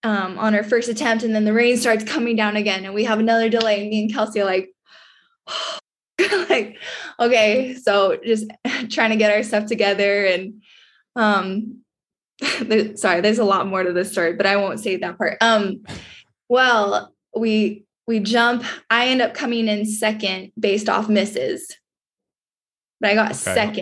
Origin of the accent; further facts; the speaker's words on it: Canada; with being a Canadian vaulter, there's competitions, you know, Europe, wherever, they don't want a field of all US vaulters.